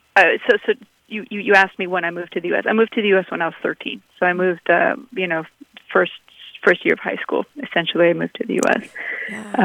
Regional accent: Abu Dhabi, United Arab Emirates; also born or lived in San Francisco; now in Los Angeles, United States; I grew up in the deserts of Abu Dhabi

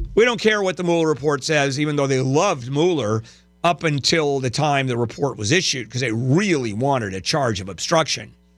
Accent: Southern California, United States; "Oh, Southern California."

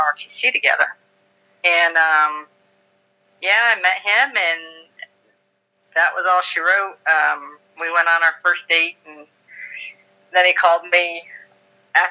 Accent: New York, United States; I grew up in New York in a very small town

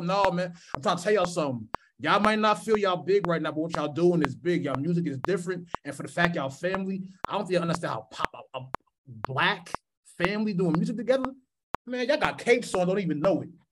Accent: East Coast, United States; now in Minneapolis, United States; I'm from the East Coast, I've been here for a minute

